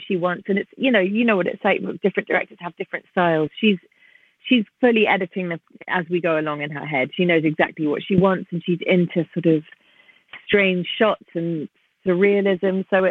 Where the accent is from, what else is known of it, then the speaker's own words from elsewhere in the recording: London, United Kingdom; also born or lived in New York City, United States; I was born in New York and raised in London from the age of 18 months.